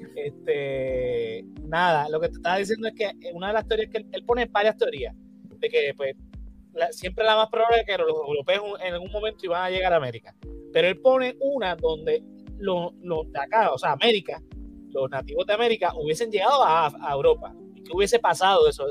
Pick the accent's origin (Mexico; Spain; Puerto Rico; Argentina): Puerto Rico; Bayamón; Mire que soy de Bayamón